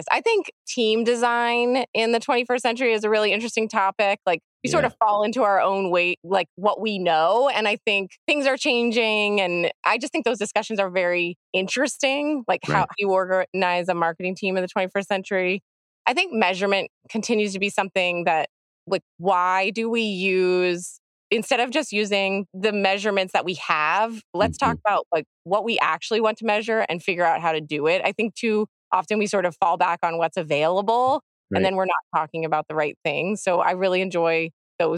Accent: Pennsylvania, United States; I'm from Pennsylvania

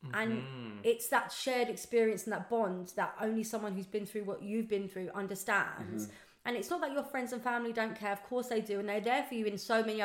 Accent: London, United Kingdom; I'm actually a Southwest London girl, but Southwest. I live up in East London.

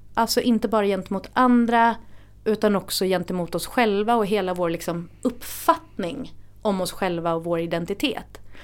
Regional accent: Gothenburg, Västra Götaland, Sweden; moved away as an adult; now in Stockholm, Sweden; Det är Göteborg jag är ifrån

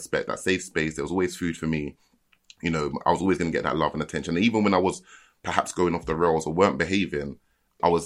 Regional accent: London, United Kingdom; I'm from Lewisham, but I wasn't like in the center of Lewisham

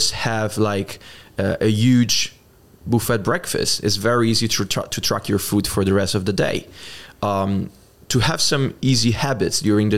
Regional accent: Italy; English is a second language; I'm Italian. And it's easy to pronounce Johnson for someone that is speaking English, at least. And in Italy, we don't usually speak a lot of English

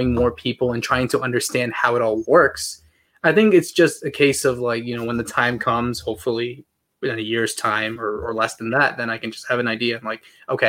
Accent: United States; I'm Paraguayan American, so born and raised in the United States, but with Paraguayan parents

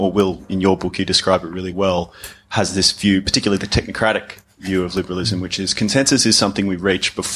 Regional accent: Australia; moved away; in my home country in Australia

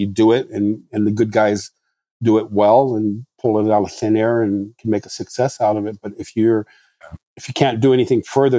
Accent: Morocco; English is a second language; now in United States; I mean, when I grew up in Morocco, the farthest thing from my mind was going to the United States and studying car design.

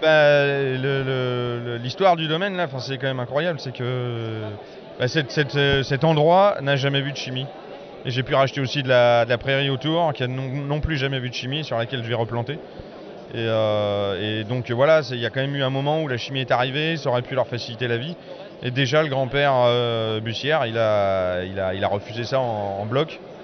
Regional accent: Strasbourg, Grand Est, France; je suis né à Strasbourg, mais c'est l'appartenance que j'ai, elle est, uniquement là

